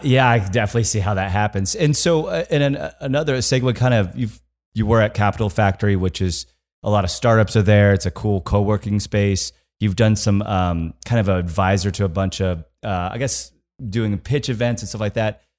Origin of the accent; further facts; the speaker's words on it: Kansas, United States; I'm from Kansas.